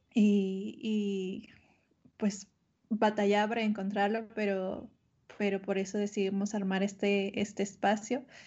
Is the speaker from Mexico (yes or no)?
yes; northern Mexico, Mexico; now in Mexico City, Mexico; resido en la Ciudad de México, solo que ahora en, en contingencia estoy en mi ciudad natal, acá en el norte